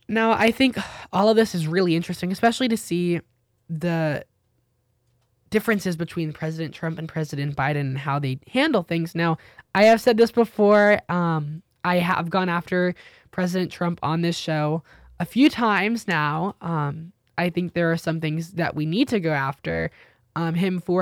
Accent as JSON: {"language": "English", "country": "United States", "said": "I'm an American"}